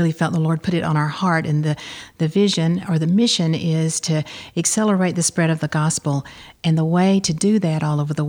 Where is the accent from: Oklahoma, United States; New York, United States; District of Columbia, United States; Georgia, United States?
Georgia, United States; New Hope community, near Tanner's Beach; also born or lived in Kentucky; I grew up out near Tanner's Beach on a dairy farm in the New Hope community. I went to Mount Zion to school.